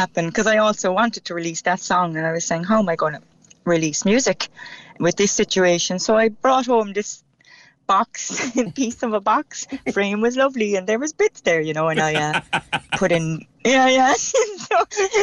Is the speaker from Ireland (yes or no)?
yes; Cork, Munster, Ireland; accent: Cork; I keep my own Cork accent